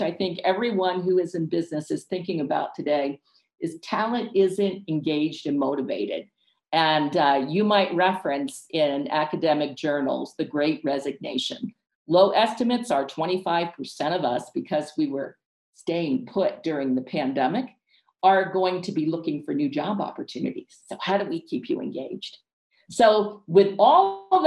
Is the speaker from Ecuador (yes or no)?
yes; Ecuador; moved away; also born or lived in United States / Cape May, New Jersey; I'm from Ecuador